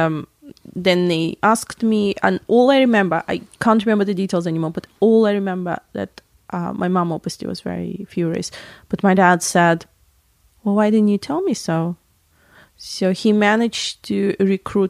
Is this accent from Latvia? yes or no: yes; Latvia; moved away; where I was born in Latvia.